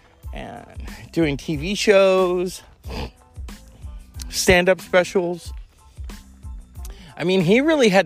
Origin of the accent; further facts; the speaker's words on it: California, United States; I'm born and bred in California